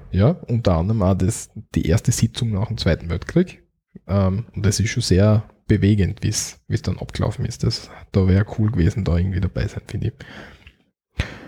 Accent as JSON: {"language": "German", "country": "Austria", "said": "bei uns in Österreich"}